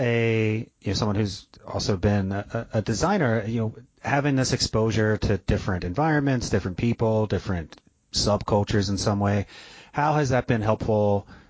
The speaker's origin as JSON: {"language": "English", "region": "New Jersey", "country": "United States", "tie": "born or raised there", "also_born_or_lived": "Houston, Texas", "moved": "as an adult", "lives_now": "Midwest, United States", "said": "I grew up in New Jersey. That's where I went to college. Then I came out to the Midwest for graduate school. I lived 7 years down in Houston, Texas."}